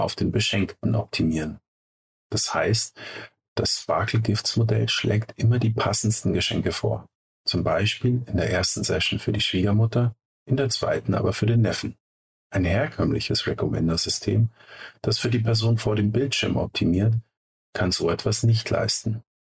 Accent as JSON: {"language": "German", "town": "Munich", "region": "Bavaria", "country": "Germany", "tie": "born or raised there", "said": "Beide sind wir Münchner Kindle."}